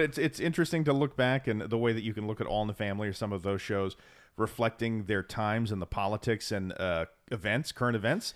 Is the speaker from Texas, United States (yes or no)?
yes; Texas, United States; we're from Texas